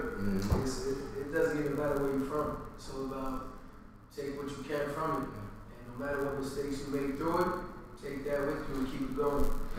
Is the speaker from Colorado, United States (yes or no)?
no; White Plains, New York, United States; I'm from White Plains. I love being from White Plains.